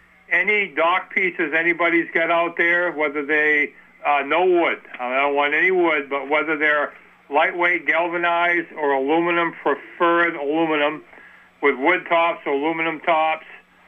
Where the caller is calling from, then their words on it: Vermont, United States; I'm calling from Allbirds, Vermont.